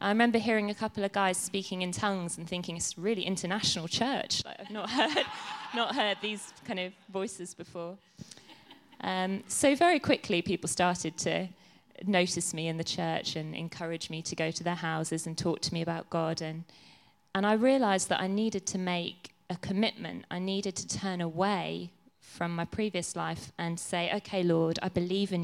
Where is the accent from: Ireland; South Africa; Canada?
Ireland; I was born in Ireland, so I was brought up as a Catholic